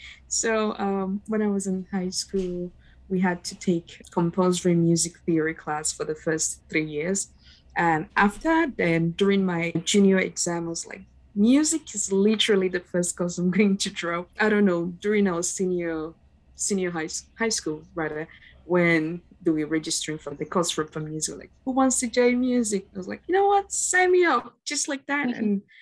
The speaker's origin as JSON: {"language": "English", "country": "Nigeria", "said": "from Nigeria, and I've had five different violin teachers in five different countries."}